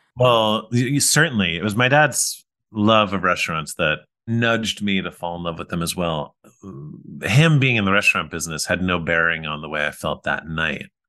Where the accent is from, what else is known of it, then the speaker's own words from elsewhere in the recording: New York, United States; We grew up in New York